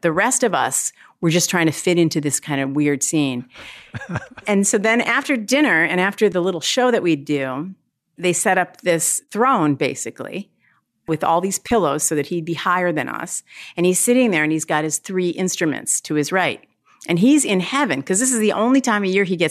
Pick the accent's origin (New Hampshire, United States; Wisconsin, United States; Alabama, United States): Wisconsin, United States; Milwaukee; growing up in Milwaukee, I had no exposure to jazz